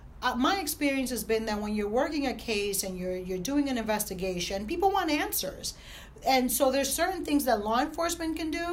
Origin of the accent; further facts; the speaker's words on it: Newark, New Jersey, United States; I grew up in Newark